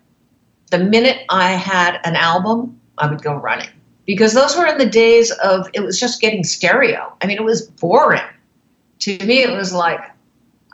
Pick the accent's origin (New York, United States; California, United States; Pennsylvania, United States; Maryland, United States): New York, United States; New York City; I started out in New York City. I grew up in New York.